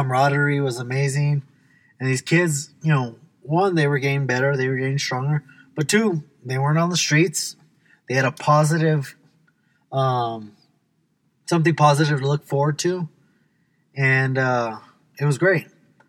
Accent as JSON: {"language": "English", "country": "United States", "said": "I'm an American"}